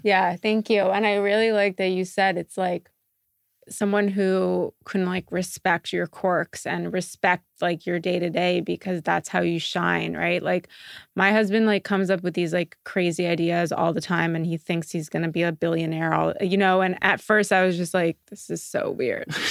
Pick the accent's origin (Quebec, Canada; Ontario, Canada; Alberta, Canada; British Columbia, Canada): Quebec, Canada; Montreal; moved away as an adult; I'm from Montreal originally